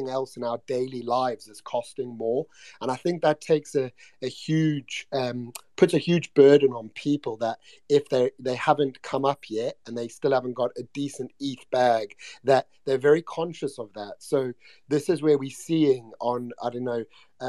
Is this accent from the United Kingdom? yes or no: yes; United Kingdom; I was being British